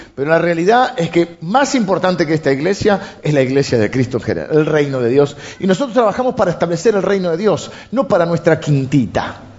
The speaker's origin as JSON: {"language": "Spanish", "country": "Argentina", "said": "tenemos los argentinos"}